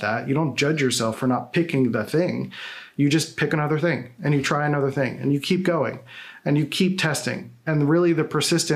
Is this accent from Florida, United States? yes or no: no; Philadelphia, Pennsylvania, United States; I'm from Philadelphia, so I have weird pronunciations